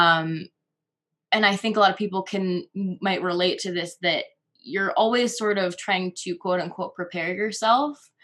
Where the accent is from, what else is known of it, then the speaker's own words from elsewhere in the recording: Connecticut, United States; moved away as an adult; now in Colorado, United States; my home state of Connecticut